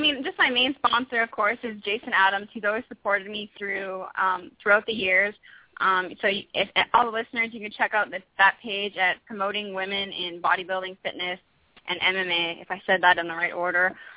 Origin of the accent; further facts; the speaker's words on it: Vancouver, British Columbia, Canada; a very big um, medical school back home in Vancouver.